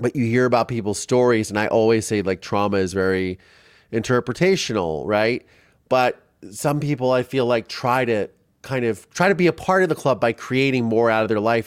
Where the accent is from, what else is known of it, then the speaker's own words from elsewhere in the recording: Ohio, United States; I grew up in Ohio